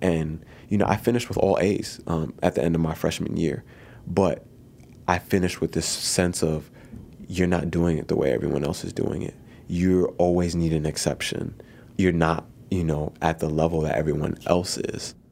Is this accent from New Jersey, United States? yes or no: no; New York City, New York, United States; moved away as an adult; I grew up in the Bronx where I was one of the stronger students in my school